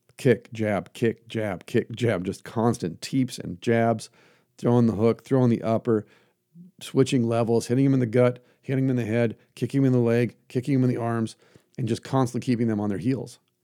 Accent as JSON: {"language": "English", "country": "United States", "said": "I'm an American"}